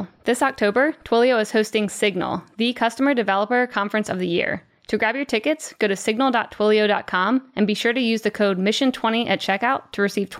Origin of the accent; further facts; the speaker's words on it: Salisbury, Maryland, United States; The Eastern Shore of Maryland. So the exact almost opposite side of the U.S., like the coast near the beach.